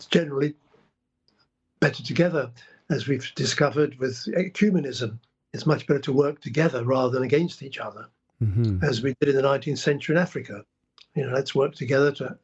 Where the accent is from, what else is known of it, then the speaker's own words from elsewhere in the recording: England, United Kingdom; also born or lived in Prague, Czech Republic; I was born in Prague in 1939 and spent the war under Nazi occupation and came over to England in 1946